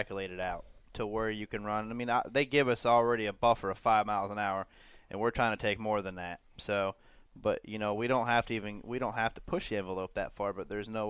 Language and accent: English; Pennsylvania, United States; where I was born in Pennsylvania